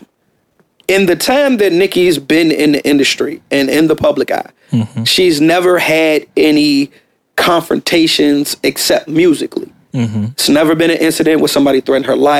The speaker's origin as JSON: {"language": "English", "region": "West Coast", "country": "United States", "said": "I'm from the West Coast"}